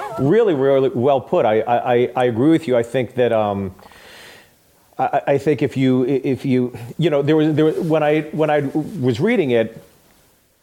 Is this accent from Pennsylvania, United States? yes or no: yes; Pittsburgh, Pennsylvania, United States; also born or lived in Los Angeles / Kent, Ohio; now in Nashville, United States; I'm from Pittsburgh.